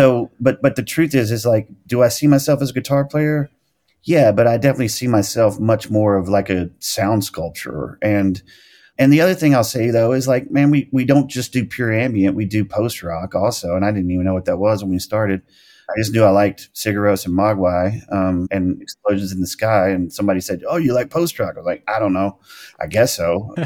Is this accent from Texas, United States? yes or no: no; El Dorado, Arkansas, United States; I mean, that was like even people from my hometown in El Dorado, Arkansas would understand that.